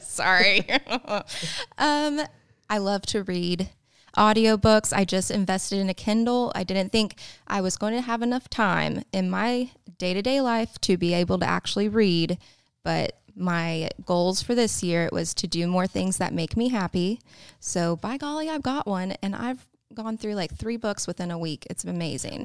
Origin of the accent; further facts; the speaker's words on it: Tulsa, Oklahoma, United States; moved away as an adult; also born or lived in Poteau, Oklahoma; now in Tahlequah, United States; I'm not from there. I'm from Tulsa, like, small town.